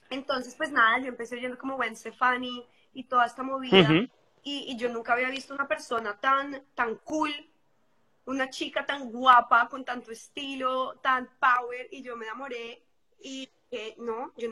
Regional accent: Bogotá, Colombia; moved away as an adult; also born or lived in London / Los Angeles; now in Madrid, Spain; Bueno, pues yo soy de Colombia

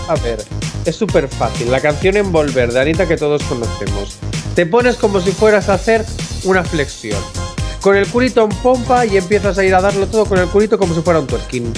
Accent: Busturia, Basque Country, Spain; yo soy de Busturia

